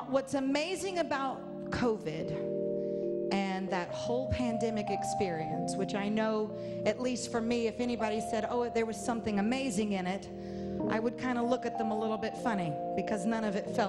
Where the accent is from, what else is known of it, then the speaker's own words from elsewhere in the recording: the South, United States; I grew up in the South